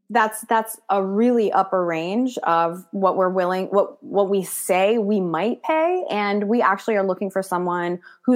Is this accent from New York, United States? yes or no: yes; New York, United States; I'm a New Yorker.